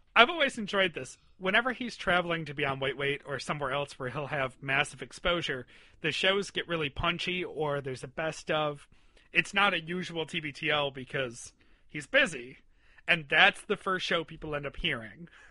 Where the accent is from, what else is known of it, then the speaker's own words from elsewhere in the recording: Western New York, United States; where I was growing up in Western New York